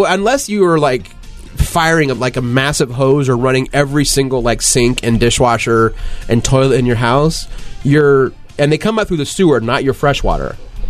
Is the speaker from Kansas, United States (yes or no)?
no; Reno, Nevada, United States; I grew up by Reno